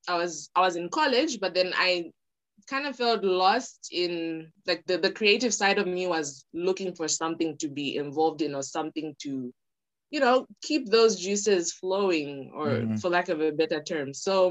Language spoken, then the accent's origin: English; Lusaka, Lusaka Province, Zambia; also born or lived in Copperbelt, Zambia / Ndola, Zambia; I was born in Lusaka. Okay. I did my first part of school in Lusaka, grade one to like grade eight.